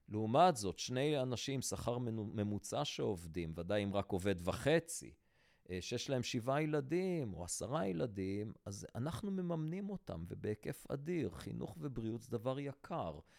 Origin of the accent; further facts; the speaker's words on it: Antwerp, Flanders, Belgium; אני גדלתי בשכונה החרדית של אנטוורפן